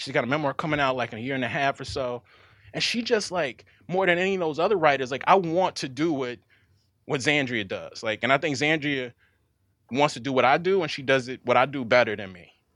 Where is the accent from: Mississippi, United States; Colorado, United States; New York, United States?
Mississippi, United States; Jackson; I'm from Jackson. I'm not from the rural parts of the state